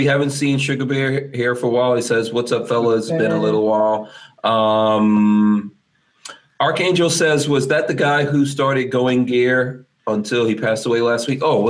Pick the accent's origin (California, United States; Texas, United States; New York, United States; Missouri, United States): New York, United States; New York City; now in Gainesville, United States; growing up in New York City